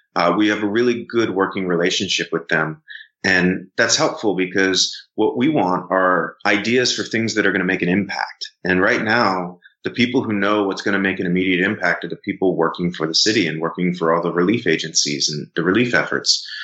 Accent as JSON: {"language": "English", "town": "Philadelphia", "region": "Pennsylvania", "country": "United States", "tie": "born or raised there", "also_born_or_lived": "Santa Barbara, California / Washington, D.C.", "moved": "as an adult", "lives_now": "Houston, United States", "said": "I grew up in Philadelphia"}